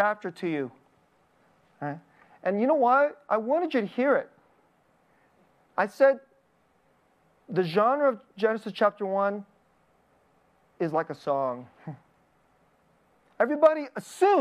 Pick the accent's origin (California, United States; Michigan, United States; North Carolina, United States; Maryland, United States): California, United States; Bay Area; I'm from the Bay Area